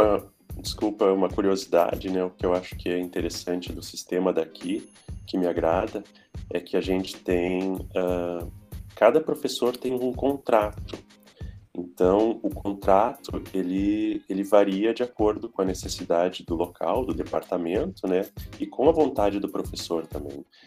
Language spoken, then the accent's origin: Portuguese; Brazil; moved away; Eu sou brasileiro.